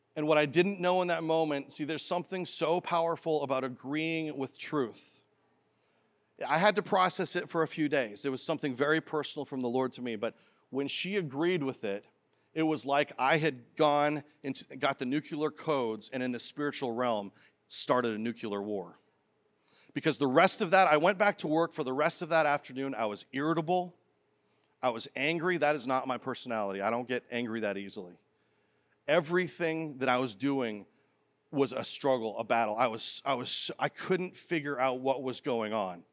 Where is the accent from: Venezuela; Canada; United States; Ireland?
Canada; as a boy growing up in Canada